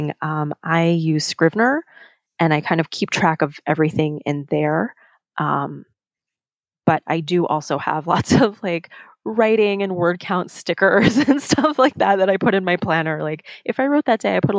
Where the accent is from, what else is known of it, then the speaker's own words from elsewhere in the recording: New York, United States; growing up in New York, I say you guys